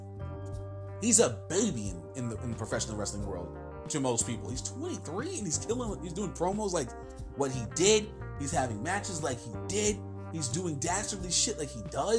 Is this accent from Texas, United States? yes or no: no; New Jersey, United States; my home state, New Jersey